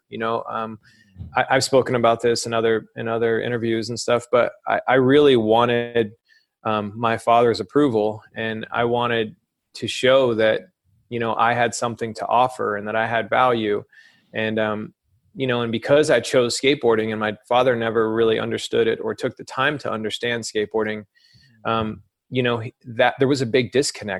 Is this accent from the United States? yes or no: yes; Alabama, United States; moved away; also born or lived in Florida; growing up in Alabama, I discovered skateboarding around 11, 12 years old.